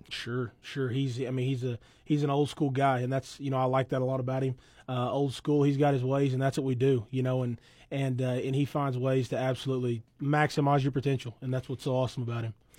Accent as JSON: {"language": "English", "town": "Weatherford", "region": "Oklahoma", "country": "United States", "tie": "born or raised there", "also_born_or_lived": "Thomas, Oklahoma", "said": "I've always lived out there, you know, right out here northwest of town of Weatherford, kinda in between Thomas and Weatherford"}